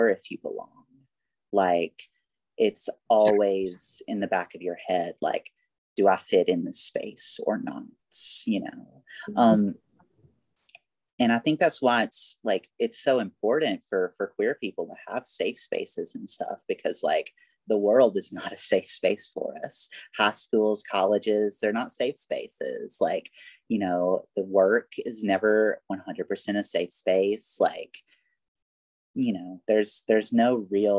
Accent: Alabama, United States; moved away as an adult; also born or lived in Birmingham, Alabama; now in Los Angeles, United States; people still comment on my accent, you know, and I give the whole like, oh yeah, I'm from Alabama shtick

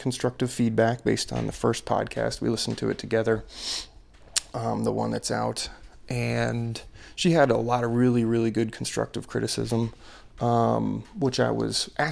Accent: Ellicott City, Maryland, United States; moved away; My hometown, my old hometown of Ellicott City, Maryland

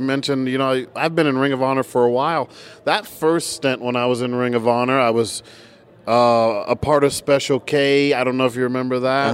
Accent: New Jersey, United States; now in Tampa, United States; I am a Tampa guy. Although I was born in New Jersey

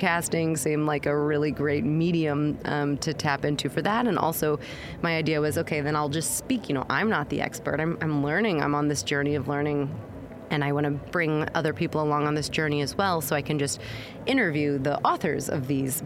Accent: Missouri, United States; moved away as an adult; also born or lived in New York City, United States; now in London, United Kingdom; I'm from a more conservative place in America. I'm from Missouri

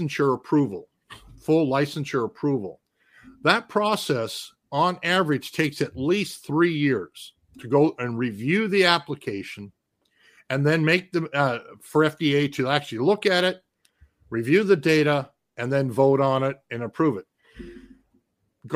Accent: Minnesota, United States; my home state of Minnesota

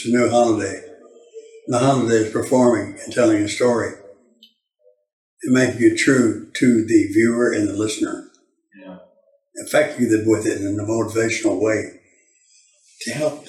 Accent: Baytown, Texas, United States; we're both from Harris County, Texas. That's Houston and Goose Creek

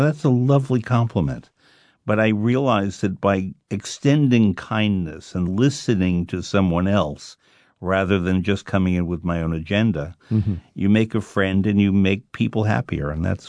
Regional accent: New York, United States; he had recently been to my hometown of New York

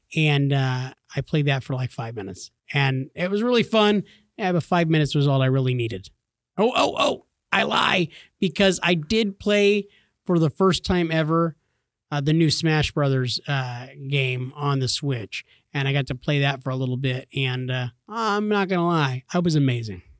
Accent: California, United States; I grew up in California

